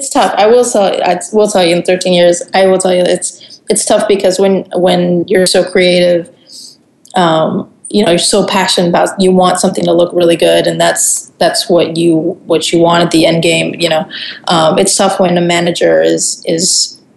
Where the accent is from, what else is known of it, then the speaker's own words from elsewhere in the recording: Germany; also born or lived in Puerto Rico; Yeah, I so yeah, I grew up in Germany because my dad uh, my dad joined the army when I was really young. Um, I was born in Puerto Rico, and then we moved real quick to Germany.